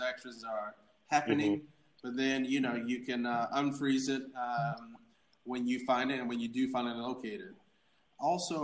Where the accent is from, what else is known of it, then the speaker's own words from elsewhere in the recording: Atlanta, Georgia, United States; I was an orphan. I grew up in Atlanta